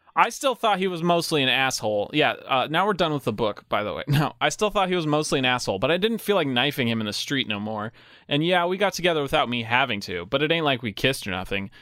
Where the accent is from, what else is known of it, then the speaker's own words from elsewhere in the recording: New Mexico, United States; We're from New Mexico, and we speak so much Spanish